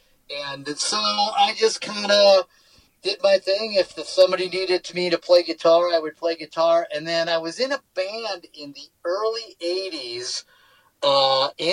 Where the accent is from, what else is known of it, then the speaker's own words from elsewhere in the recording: Los Angeles, California, United States; also born or lived in New Mexico; I grew up in Los Angeles, Orange County